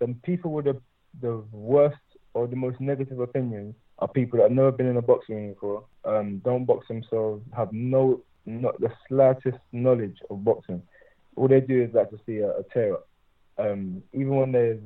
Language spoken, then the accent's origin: English; Stratford, London, United Kingdom; I grew up in Stratford